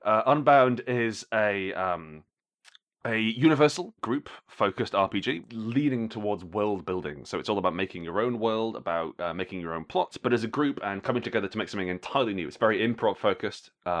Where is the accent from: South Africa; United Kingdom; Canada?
United Kingdom; Glasgow, Scotland; also born or lived in Alexandria; I'm from Glasgow originally. I was born near Glasgow, a place called Alexandria. But I completely lost the accent.